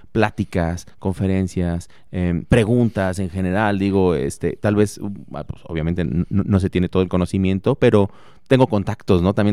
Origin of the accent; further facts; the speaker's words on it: Morelia, Michoacán, Mexico; now in Celaya, Mexico; yo soy de Morelia, Michoacán